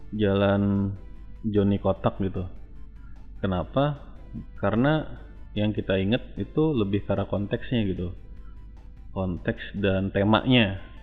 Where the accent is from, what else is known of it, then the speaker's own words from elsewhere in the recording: Jakarta, Indonesia; waktu kecil lo gue tinggalnya di daerah Senen ya waktu gue TK